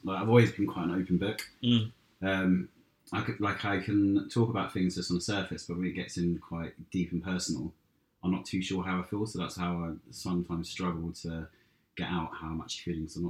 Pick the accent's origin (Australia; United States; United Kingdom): United Kingdom; Brighton, South East England; now in London, United Kingdom; I'm from Brighton originally. I've been in London for the last 15 years.